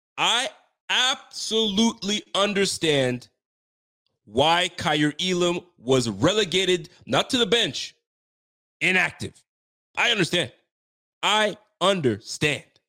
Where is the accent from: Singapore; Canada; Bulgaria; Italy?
Canada; Ontario; I'm from Ontario.